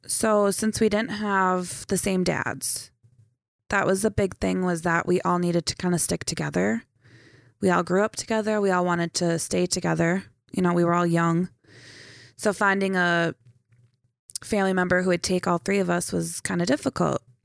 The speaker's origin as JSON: {"language": "English", "town": "St. Cloud", "region": "Minnesota", "country": "United States", "tie": "born or raised there", "also_born_or_lived": "Foley, Minnesota / Sauk Rapids, Minnesota / Chisholm, Minnesota", "said": "I was born in Saint Cloud"}